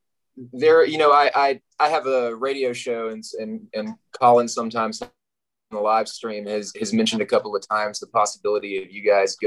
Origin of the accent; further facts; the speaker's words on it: the South, United States; I'm from the South, where everything is much more spread out.